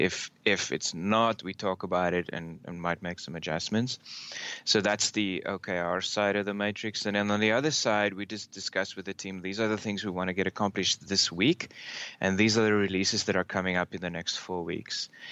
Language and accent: English; South Africa; moved away as an adult; also born or lived in Australia; now in United States; I'm uh, originally from South Africa. I grew up there, um, studied there